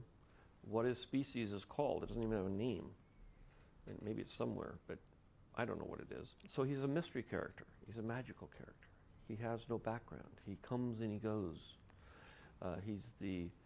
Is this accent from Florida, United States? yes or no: no; San Francisco, California, United States; I grew up in San Francisco here